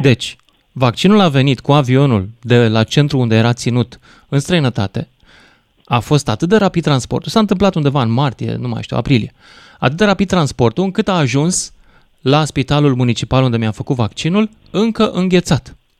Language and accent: Romanian; Romania; sunt român